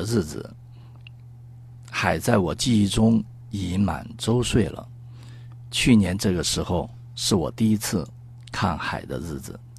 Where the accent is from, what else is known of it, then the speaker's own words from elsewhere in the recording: Chongqing, China; accent: Chongqing dialect / Sichuanese; first language Sichuanese (Chongqing dialect); 这个我都是用重庆话